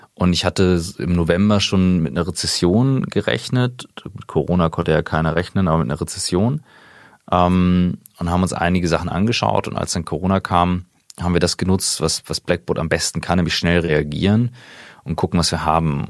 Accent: Kiel, Schleswig-Holstein, Germany; moved away; also born or lived in St. Gallen; gebürtiger Kieler

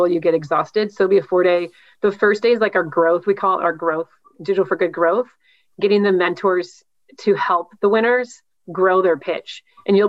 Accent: Midwest, United States; moved away; I'm from the Midwest originally.

